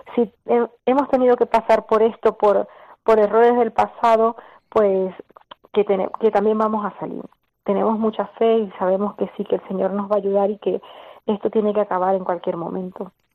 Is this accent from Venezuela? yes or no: yes; Venezuela; moved away as an adult; now in Spain; salimos de Venezuela en el año 2013